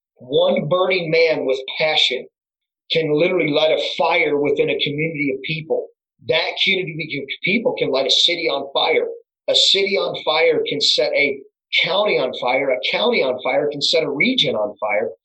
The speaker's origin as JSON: {"language": "English", "town": "Crestwood", "region": "Ohio", "country": "United States", "tie": "born or raised there", "said": "I was born and raised in Crestwood"}